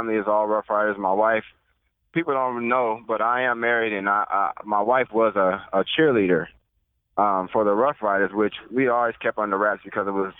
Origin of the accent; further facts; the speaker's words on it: Nebraska, United States; also born or lived in Regina, Saskatchewan; now in Austin, United States; I'm from Nebraska, so I was raised in a lot of snow.